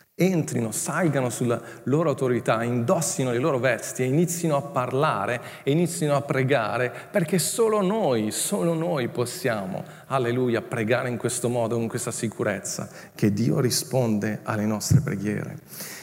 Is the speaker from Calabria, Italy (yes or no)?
no; Milan, Lombardy, Italy; moved away as an adult; also born or lived in Legnago; Io sono cresciuto a Milano